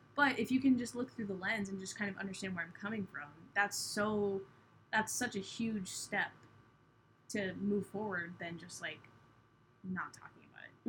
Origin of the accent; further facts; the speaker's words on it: Cape Cod, Massachusetts, United States; I grew up on Cape Cod